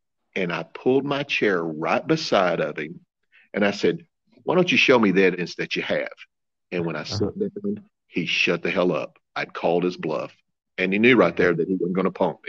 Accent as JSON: {"language": "English", "region": "Missouri", "country": "United States", "said": "I'm from Missouri"}